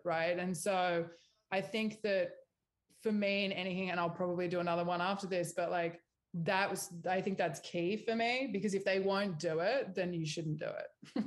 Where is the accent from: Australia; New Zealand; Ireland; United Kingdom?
Australia; moved away as an adult; also born or lived in New York; now in Los Angeles, United States; I'm Australian